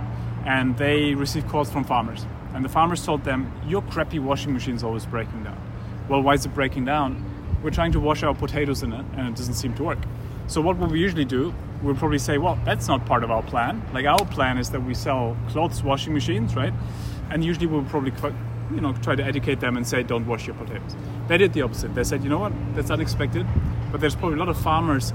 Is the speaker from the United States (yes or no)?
no; Germany; I grew up in Germany